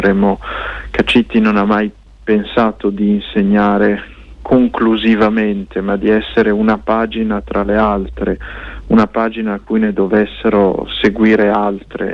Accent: Lombardy, Italy; che siamo nati in Lombardia eh, molti a Milano

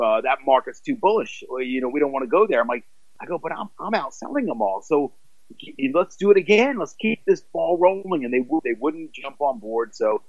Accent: Washington, United States; now in England; I was born in Washington D.C. and Maryland and Virginia, that's kind of my home.

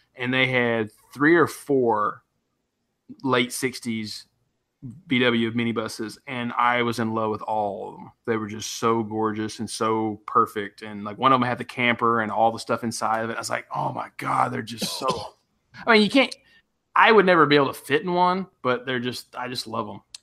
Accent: West Tennessee, United States; also born or lived in Knoxville, Tennessee; I grew up in West Tennessee

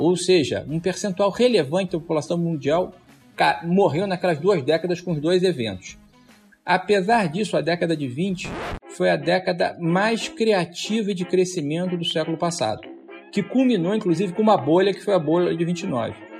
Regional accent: Rio de Janeiro, Brazil; Eu sou carioca

